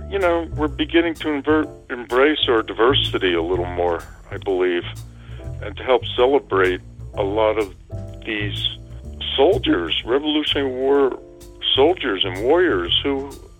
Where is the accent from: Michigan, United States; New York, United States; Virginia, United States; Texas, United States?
New York, United States; lower Hudson Valley; also born or lived in Bronx, New York / Lake Carmel, New York / Westchester County, New York; I've been doing a lot of research lately about the lower Hudson Valley because that's where I was, where I grew up. I was born in the Bronx. When I was five, my family moved to Lake Carmel, about 50 miles north of the Bronx.